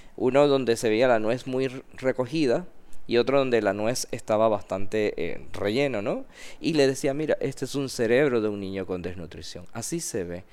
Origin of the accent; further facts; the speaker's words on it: Panama; yo mandé mis documentos siendo panameño